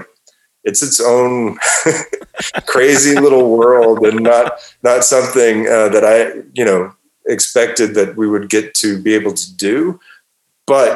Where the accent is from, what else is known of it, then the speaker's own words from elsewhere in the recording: Texas, United States; I grew up in Texas in the 80s